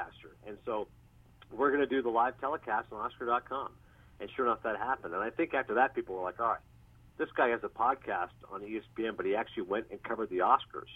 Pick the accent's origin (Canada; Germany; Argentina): Canada; Kingston, Ontario; moved away as an adult; also born or lived in Toronto; now in United States; I was born in Toronto. I grew up in Kingston." And then in rural Ontario